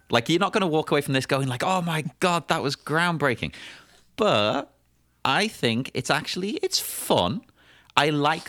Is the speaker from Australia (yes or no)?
no; Cyprus; I grew up in Cyprus, right? So it was a weird blend of cultures.